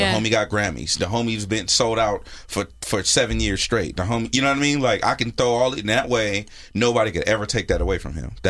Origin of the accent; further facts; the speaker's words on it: Carson, California, United States; me and Chuck from Carson.